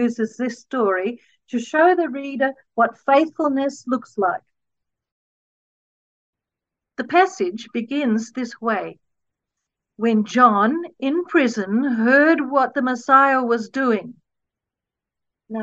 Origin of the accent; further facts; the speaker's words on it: Perth, Western Australia, Australia; also born or lived in Gibson Desert, Western Australia; Even though I grew up in Perth, I loved the Aussie bush